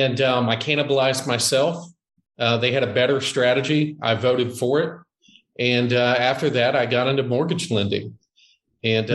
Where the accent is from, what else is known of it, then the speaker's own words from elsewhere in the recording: Jacksonville, Florida, United States; now in Ponte Vedra, United States; I was born and raised in Jacksonville, Florida, which is Northeast Florida